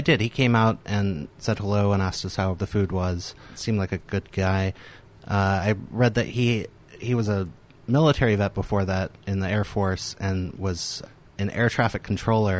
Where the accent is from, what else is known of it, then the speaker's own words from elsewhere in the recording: the South, United States; moved away; I grew up in the South.